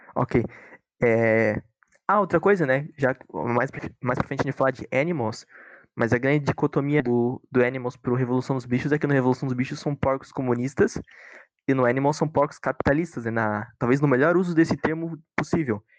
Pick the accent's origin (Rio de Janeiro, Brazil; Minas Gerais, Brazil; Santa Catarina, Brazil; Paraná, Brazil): Santa Catarina, Brazil; Joinville; nós somos de Joinville